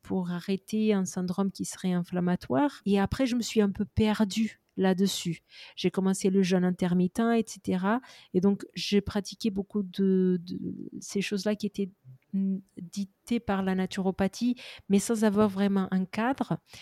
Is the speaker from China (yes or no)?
no; Portugal; je suis portugaise aux origines indiennes